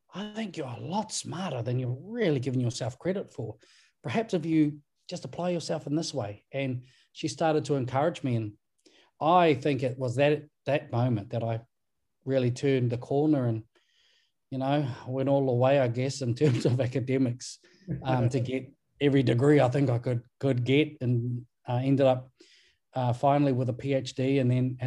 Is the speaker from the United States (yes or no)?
no; Levin, Manawatū-Whanganui, New Zealand; also born or lived in Waikaremoana / Ruatāhuna; I grew up around the people of Muaupoko, and I did all my schooling and my secondary schooling within the region of Manawatū and Horowhenua